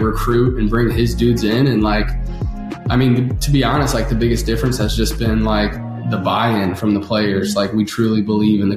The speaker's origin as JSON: {"language": "English", "town": "St. Louis", "region": "Missouri", "country": "United States", "tie": "born or raised there", "said": "I grew up in St. Louis"}